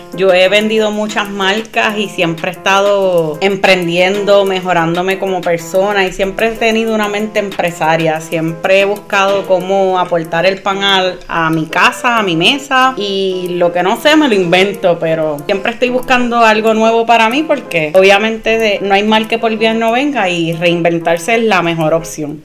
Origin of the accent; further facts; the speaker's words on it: Bayamón, Puerto Rico; Yo soy de Bayamón.